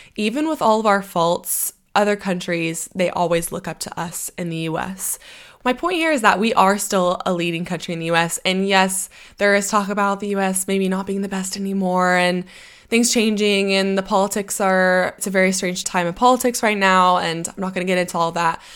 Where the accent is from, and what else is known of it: United States; moved away